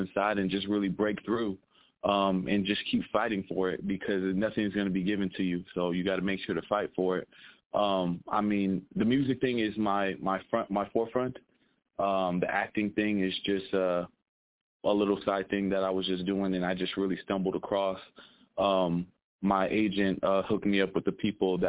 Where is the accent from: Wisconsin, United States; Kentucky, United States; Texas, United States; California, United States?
California, United States; I'm from California